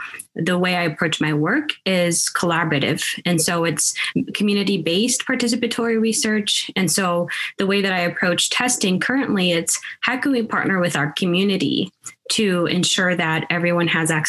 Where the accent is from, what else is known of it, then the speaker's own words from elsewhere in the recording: Seattle, Washington, United States; also born or lived in Sudan; now in Kansas, United States; I was born in Sudan and moved to the States in 1999. And so, moving from Northeast Africa to Seattle, where I kind of grew up as well, and then to Kansas in 2004